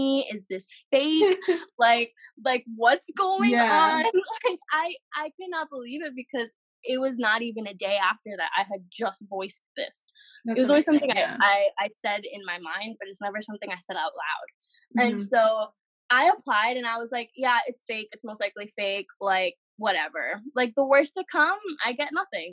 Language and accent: English; New York City, New York, United States; also born or lived in Lebanon; born and raised in New York City